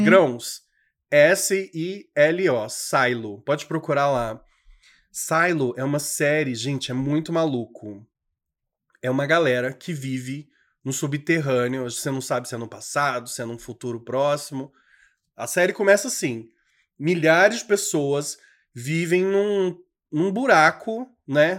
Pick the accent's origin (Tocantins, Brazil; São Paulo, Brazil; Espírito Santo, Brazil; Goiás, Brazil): Tocantins, Brazil; also born or lived in Federal District, Brazil; eu sou tocantinense, assim, de alma, de criação, mas eu nasci mesmo, fui parido mesmo no Distrito Federal.